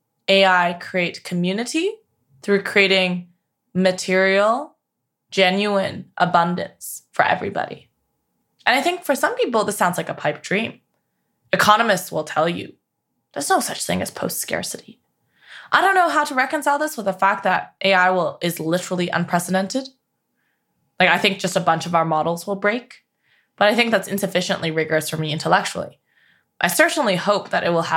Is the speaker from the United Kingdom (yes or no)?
no; Canada; now in United States; I'm from Canada